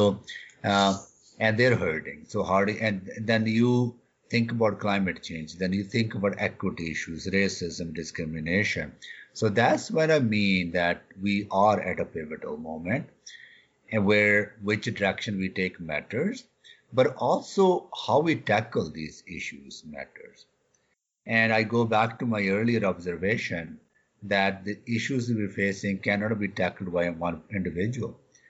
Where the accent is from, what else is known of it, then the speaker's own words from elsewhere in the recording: Canada; And I am a Canadian.